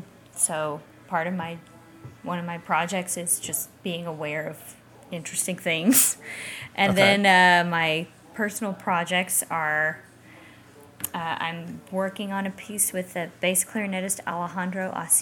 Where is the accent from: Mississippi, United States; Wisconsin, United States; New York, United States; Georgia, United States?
Georgia, United States; Roopville; I'm from Carrollton, Georgia. Technically Roopville, Georgia, but yes, rural Georgia.